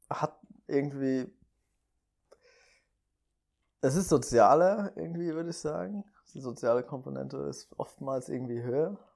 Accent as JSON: {"language": "German", "town": "Limburg", "region": "Hesse", "country": "Germany", "said": "Also ich komme ja ursprünglich aus Limburg."}